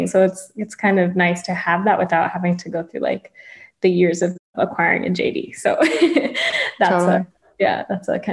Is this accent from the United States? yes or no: yes; Florida, United States; also born or lived in Long Island, New York; people are most familiar with my Florida upbringing